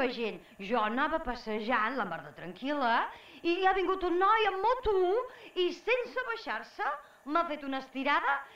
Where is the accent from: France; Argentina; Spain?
France; jo soc francesa, no conec cap Alaska.